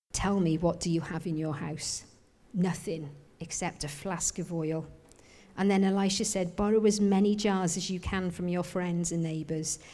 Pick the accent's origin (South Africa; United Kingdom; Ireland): United Kingdom; Wales; I'm Welsh, I am.